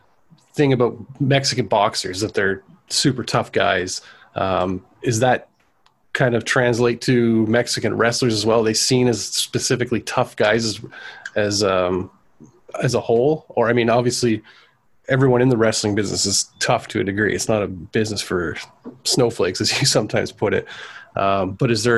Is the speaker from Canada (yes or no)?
yes; Canada; us being Canadian boys